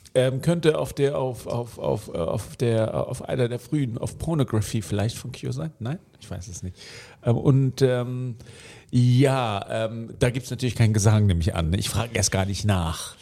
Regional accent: Australia; moved away; mein Geburtsland

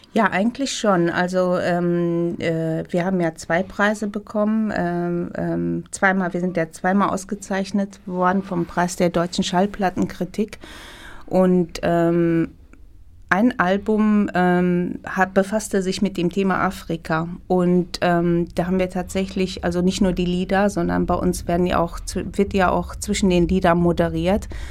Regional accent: Ethiopia; now in Germany; ich bin in Äthiopien geboren natürlich, aber ich habe, äh, äh, mein Vater kommt aus Syrien, meine Mutter war halb Italienerin, halb Äthiopierin. Man ist international aufgewachsen

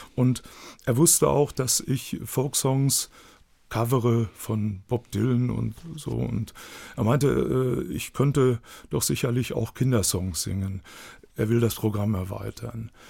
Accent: Dortmund, North Rhine-Westphalia, Germany; accent: Ruhrpott; ich bin gebürtiger Dortmund

